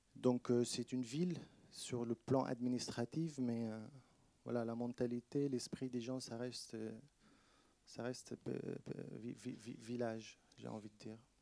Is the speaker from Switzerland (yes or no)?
no; Shefa-'Amr, Northern District, Israel; moved away as an adult; also born or lived in Rome, Italy; now in France; Shfaramer, donc ma ville natale